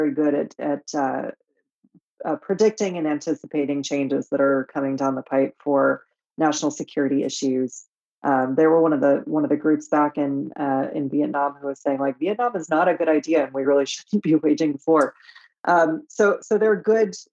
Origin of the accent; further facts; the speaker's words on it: Michigan, United States; Growing up in Michigan in the 90s, and then kind of like into the 2000s